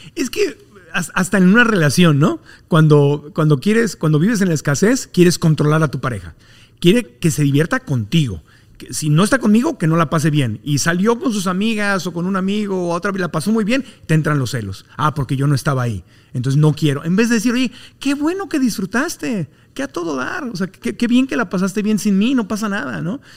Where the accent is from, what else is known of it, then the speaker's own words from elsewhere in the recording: Tijuana, Baja California, Mexico; un tijuanense como yo, en el mundo en que yo nací en Tijuana